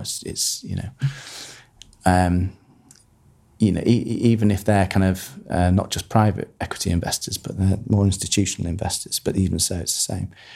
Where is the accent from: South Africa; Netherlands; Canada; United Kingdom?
United Kingdom; Harrogate, Yorkshire and the Humber; born or raised there; also born or lived in Manchester